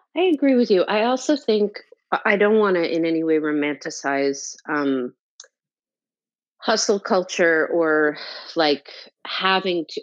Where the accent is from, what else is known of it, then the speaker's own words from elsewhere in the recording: North New Jersey, United States; moved away as an adult; also born or lived in New York City; I'm from New Jersey. I'm from North New Jersey, about 20 minutes outside of Manhattan